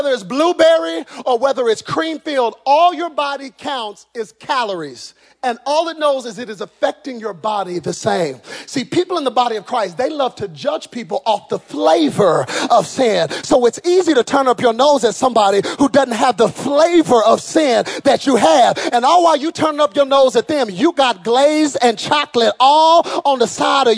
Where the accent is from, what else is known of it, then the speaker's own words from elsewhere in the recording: Texas, United States; I'm from Texas